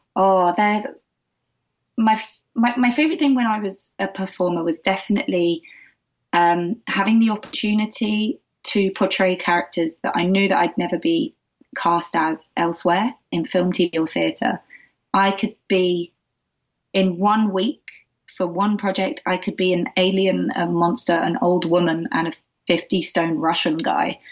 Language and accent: English; Essex, East of England, United Kingdom; I grew up in the UK. I grew up mainly just outside of London in Essex